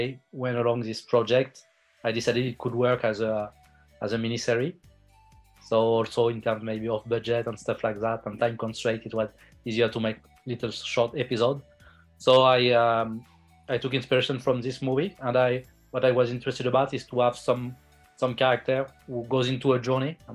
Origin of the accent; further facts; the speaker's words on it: France; also born or lived in India; I'm a French filmmaker. I was born in India, but I grew up my whole life in France.